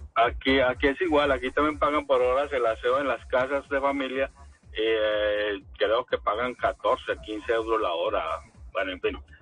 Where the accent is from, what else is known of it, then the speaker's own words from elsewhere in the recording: Cartago, Valle del Cauca, Colombia; moved away as an adult; now in Paris, France; De Cartago, en el Valle del Cauca